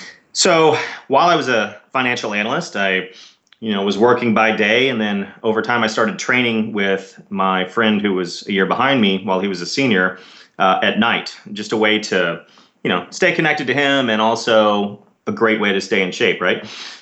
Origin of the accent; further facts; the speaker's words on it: Dallas, Texas, United States; I grew up in Dallas, Texas, and did my undergrad at Southern Methodist University